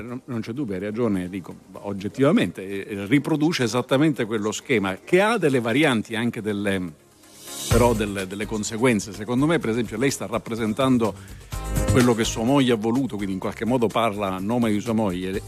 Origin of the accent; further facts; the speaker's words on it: Palermo, Sicily, Italy; io sono palermitano, sono cresciuto a Palermo anche se è nato altrove.